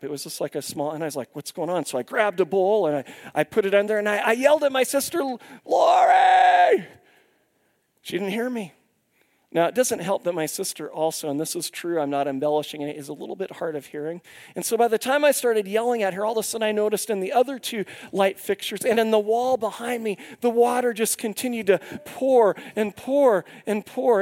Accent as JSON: {"language": "English", "town": "Longview", "region": "Washington", "country": "United States", "tie": "born or raised there", "said": "where I grew up in Longview, Washington"}